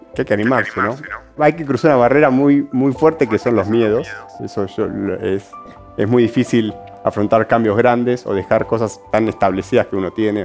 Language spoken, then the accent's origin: Spanish; Bella Vista, Buenos Aires Province, Argentina; moved away as an adult; now in Salta, Argentina; yo que me crié en un lugar suburbano, yo me crié en Bellavista